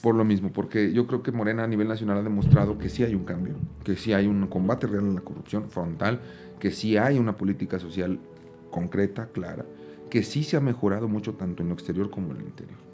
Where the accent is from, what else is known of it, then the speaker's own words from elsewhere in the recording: Aguascalientes, Mexico; Yo soy de Aguascalientes